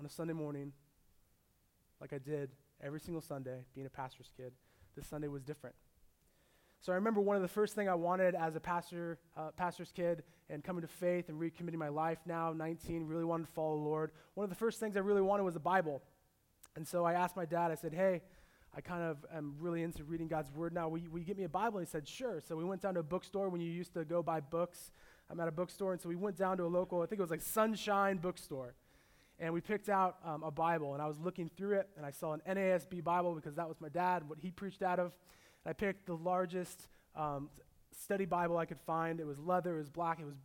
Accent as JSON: {"language": "English", "area": "Orange County", "region": "California", "country": "United States", "tie": "born or raised there", "lives_now": "San Diego, United States", "said": "I grew up in Orange County. I was born in San Diego"}